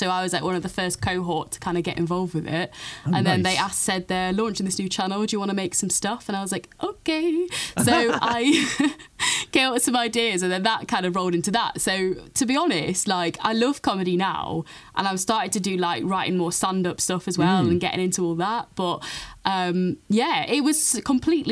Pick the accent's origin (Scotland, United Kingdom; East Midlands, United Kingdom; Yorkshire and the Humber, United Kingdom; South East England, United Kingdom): East Midlands, United Kingdom; Nottingham; moved away as an adult; also born or lived in Cardiff; So I'm actually from Nottingham originally, and then I went to uni in Cardiff